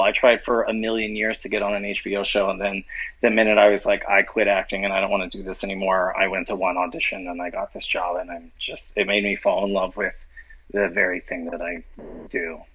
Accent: New Orleans, Louisiana, United States; I'm from New Orleans

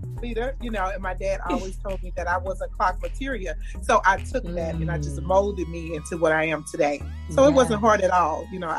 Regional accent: Mississippi, United States; I am from Mississippi, and I am an entrepreneur. Yes. So, let me tell you. I'm from Tarlatown, Mississippi.

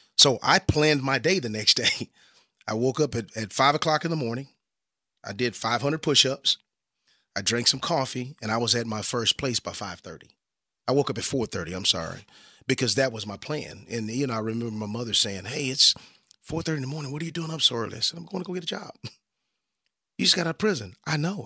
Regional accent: Dallas, Texas, United States; I grew up here in the Dallas-Fort Worth area

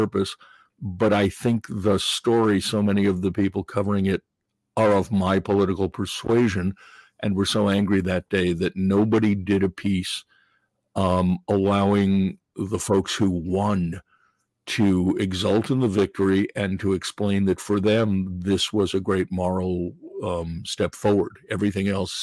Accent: New York, United States; I grew up in New York, so my grandfather would take me to the old Yankee Stadium

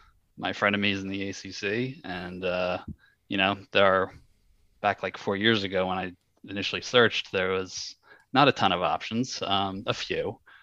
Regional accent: New Jersey, United States; I grew up in New Jersey, born and raised, and I live there now

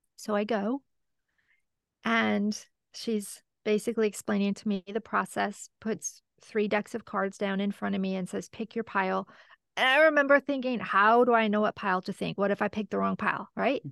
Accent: Michigan, United States; I'm from Michigan

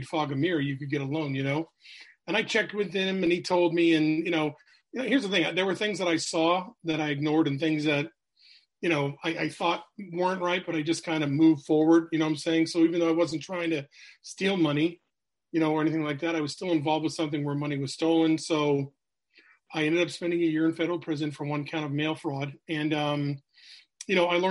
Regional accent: New Hampshire, United States; So I'm from New England. I grew up in New Hampshire.

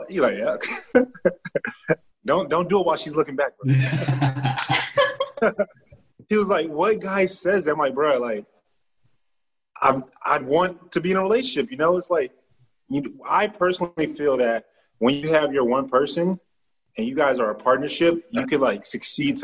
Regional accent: Texas, United States; I'm from Texas. I'm from the South

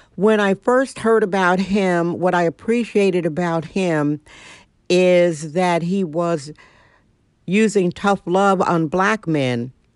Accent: Milwaukee, Wisconsin, United States; moved away; also born or lived in San Francisco; I'm originally from Milwaukee, Wisconsin

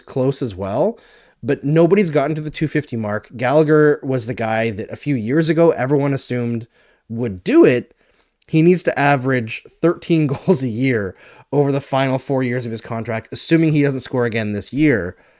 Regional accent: Fort McMurray, Alberta, Canada; moved away; I grew up partially in Fort McMurray

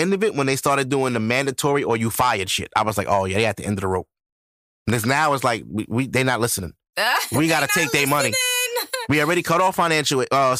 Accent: Ohio, United States; first of all, I'm from Ohio. The Cincinnati Bengals just lost the Super Bowl.

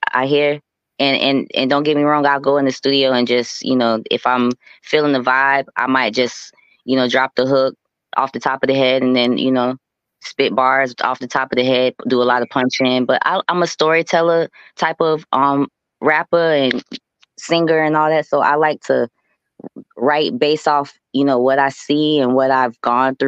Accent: Clearwater, Florida, United States; I'm from Clearwater, Florida, Tampa Bay area.

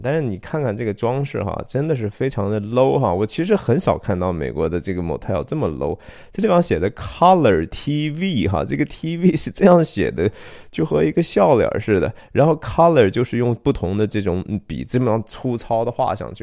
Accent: Shanxi, China; 我是山西人哈，我从小有相当长的一段时间

